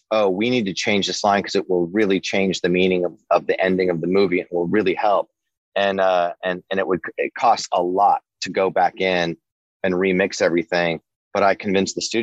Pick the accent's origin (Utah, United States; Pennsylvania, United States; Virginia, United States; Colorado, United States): Colorado, United States; Denver; growing up in North Denver in the late 70s